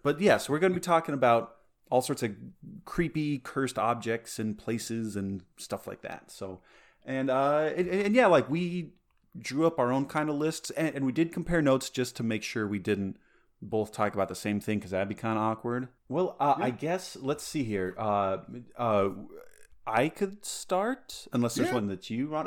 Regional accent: Colorado, United States; my childhood growing up in Colorado

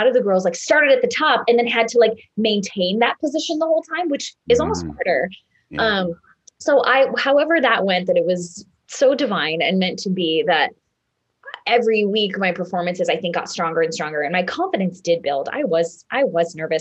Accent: Minneapolis, Minnesota, United States; I was from Minnesota. Minneapolis, not a small town.

